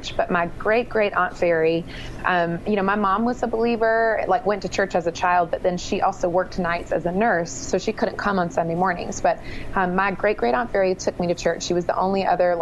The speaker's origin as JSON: {"language": "English", "country": "United States", "tie": "born or raised there", "also_born_or_lived": "Triad area, North Carolina", "moved": "as an adult", "said": "I left my hometown for college, and the summer before I left for college, I went to school in the Triad area. So I didn't go very far, just a couple of hours south in North Carolina"}